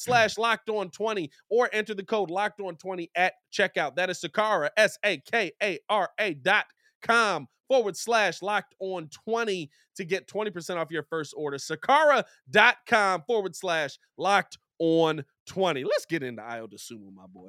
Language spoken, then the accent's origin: English; Chicago, Illinois, United States; as a Chicagoan